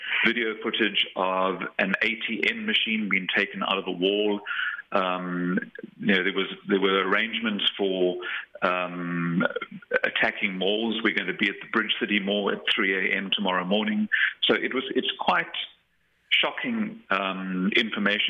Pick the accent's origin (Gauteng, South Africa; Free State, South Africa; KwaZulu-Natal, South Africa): KwaZulu-Natal, South Africa; Durban; I grew up in Durban, so I understand eBayhead to mean the harbour area